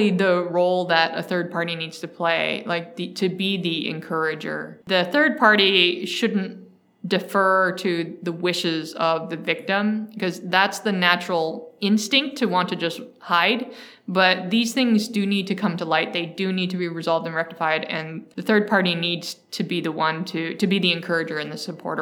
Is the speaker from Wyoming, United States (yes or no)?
no; Mountain View, California, United States; also born or lived in San Francisco; So I grew up here in the Silicon Valley in the 90s. I grew up in Mountain View